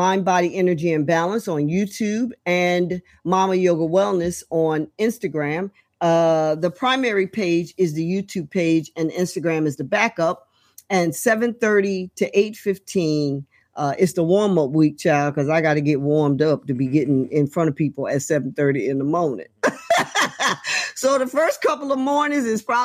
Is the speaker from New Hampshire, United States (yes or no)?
no; Trenton, New Jersey, United States; right here in my hometown, Trenton, New Jersey.